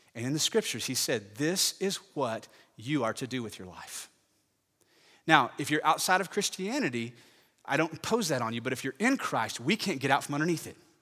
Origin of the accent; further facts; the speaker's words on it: Parker County, Texas, United States; I grew up in Parker County